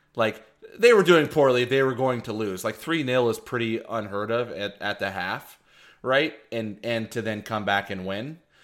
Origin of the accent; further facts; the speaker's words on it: Texas, United States; growing up in Texas in the late nineties, early two thousands